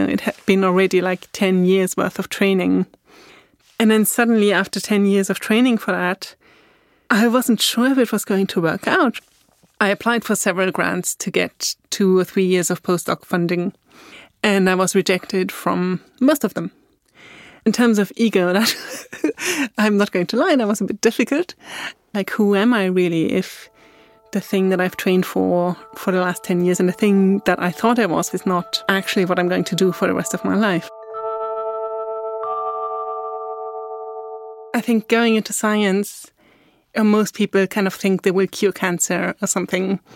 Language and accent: English; Austria; English is a second language; moved away as an adult; also born or lived in England / Scotland / Germany; now in Berlin, Germany; I was born in Austria